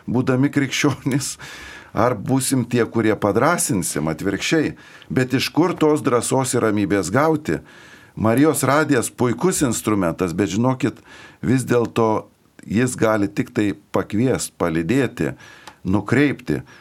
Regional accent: Lithuania; mes kaip lietuviai turime, kaip čia pasakius, tokį padidinto kuklumo e, jausmą

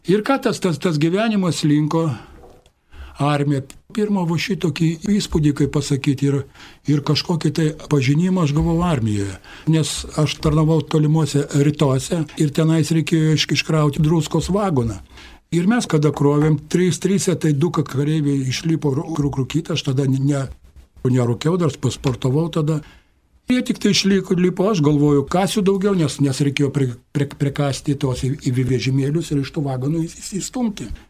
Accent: Kaunas, Kaunas County, Lithuania; man 60 metų. Esu, esu iš Kauno, kaunietis esu. Esu kai ko kaunietis, gimiau krikščionių šeimoje, katalikų šeimoje gimiau

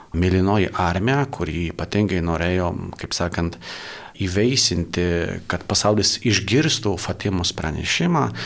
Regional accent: Poland; now in Lithuania; esu Lankijos pilietis, e, dabar tarnauju Lietuvoje, bet esu iš Lankijos

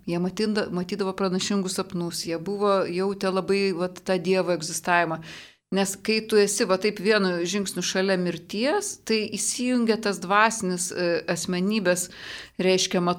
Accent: Lithuania; toj Lietuvoje savo gimėm šalia Rusijos

